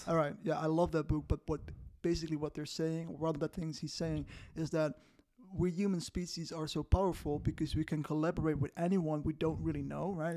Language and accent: English; Netherlands; I used to work for a Dutch company in the Netherlands, where, um, you know, in my hometown